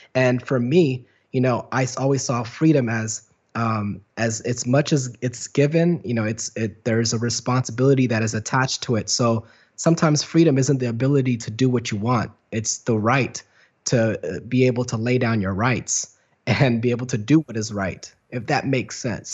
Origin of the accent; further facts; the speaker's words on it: Garland, Texas, United States; moved away; also born or lived in Dallas, Texas / London / Los Angeles; I'm from Dallas, Texas. Uh, I was born and raised in Dallas, and then, uh, grew up in a place called Garland, Texas